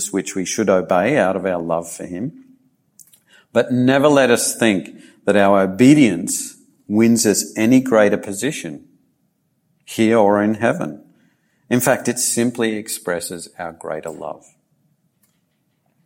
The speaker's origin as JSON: {"language": "English", "country": "Australia", "also_born_or_lived": "Japan", "said": "my heritage as a British settler of Australia"}